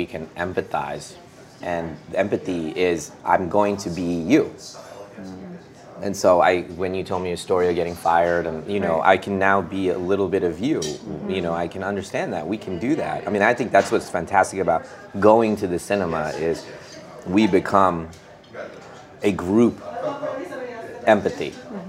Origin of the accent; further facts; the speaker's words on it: India; I think that's just part of being an Indian. It's just part of the culture.